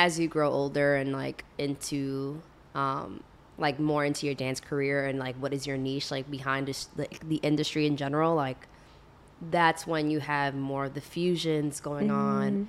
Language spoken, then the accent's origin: English; New Jersey, United States; moved away as an adult; now in Los Angeles, United States; I'm from Jersey, and I have family in the Bronx too.